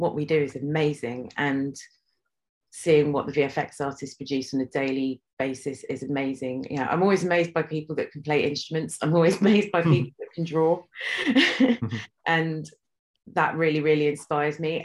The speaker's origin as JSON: {"language": "English", "region": "London", "country": "United Kingdom", "tie": "born or raised there", "lives_now": "Watford, United Kingdom", "said": "I grew up in Northwest London in Stanmore, and I now live in Watford, which is in Hertfordshire."}